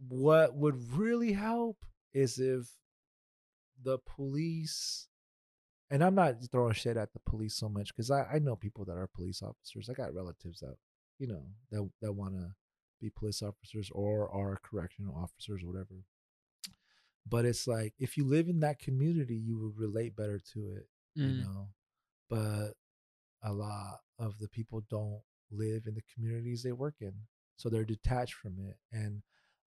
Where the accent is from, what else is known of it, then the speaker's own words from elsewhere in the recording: Sacramento, California, United States; first language Spanish; English is a second language; also born or lived in Loomis, California / Carmichael, California; I'm from Sacramento. I live in Carmichael now, but I lived in Loomis, California